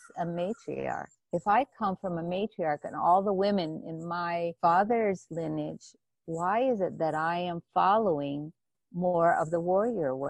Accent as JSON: {"language": "English", "region": "Hawaii", "country": "United States", "tie": "born or raised there", "said": "I grew up in Hawaii."}